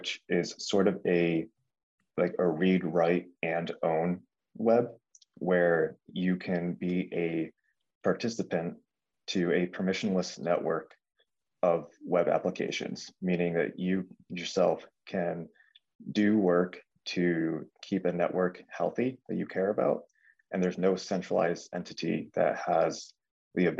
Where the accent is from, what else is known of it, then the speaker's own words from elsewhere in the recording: Connecticut, United States; also born or lived in California; I have lived in Connecticut basically my entire life, aside from 2 years I spent going to school in California.